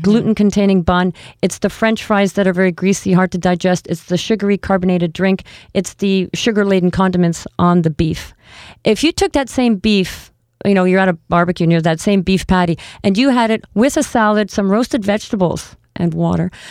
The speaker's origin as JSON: {"language": "English", "country": "Canada", "said": "we are Canadian"}